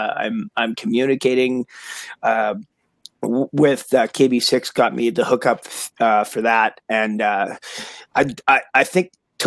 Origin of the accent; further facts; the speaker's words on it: Victoria, British Columbia, Canada; now in Alberta, Canada; I'm from Victoria